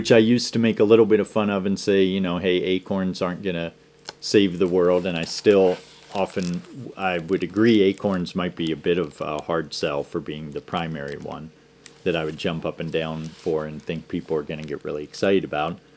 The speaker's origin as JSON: {"language": "English", "town": "Downingtown", "region": "Pennsylvania", "country": "United States", "tie": "born or raised there", "said": "growing up in Pennsylvania, in Downingtown, Pennsylvania."}